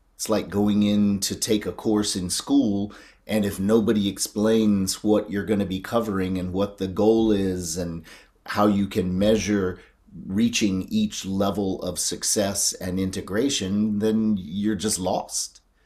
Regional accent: North Carolina, United States; I grew up in North Carolina

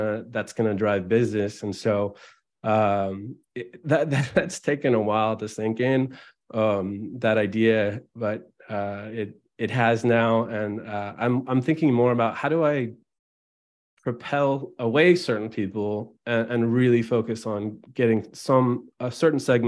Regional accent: Albany, California, United States; also born or lived in Oakland, California; I grew up in Albany, California, which is right near Berkeley, California, in the San Francisco East Bay near Oakland.

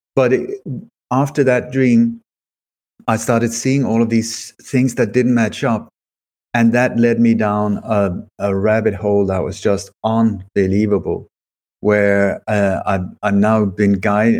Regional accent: Sweden; also born or lived in Denmark; I, I was born in Denmark, but I moved to Sweden when I was a child very uh, hastily.

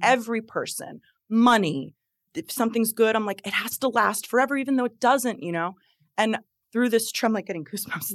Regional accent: New Jersey, United States; now in Florida, United States; creating my life here in Florida because I'm from New Jersey

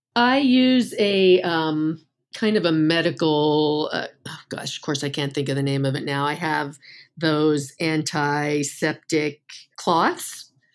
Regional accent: Northeast, United States; I'm from the Northeast

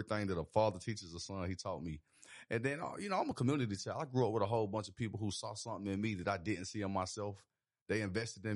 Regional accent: Atlanta, Georgia, United States; I'm from Atlanta. Born and raised from Atlanta. I grew up on Campbellton and Stanton Road

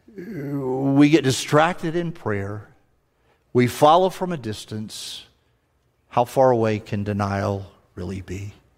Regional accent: the South, United States; accent: southern; they can tell as soon as I open my mouth, I'm from the South

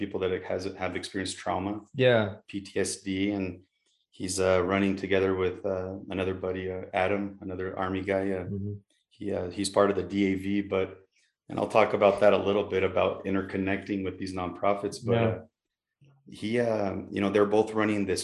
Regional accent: Brazil; also born or lived in Mexico / Utah, United States; now in United States; I'm originally from Brazil

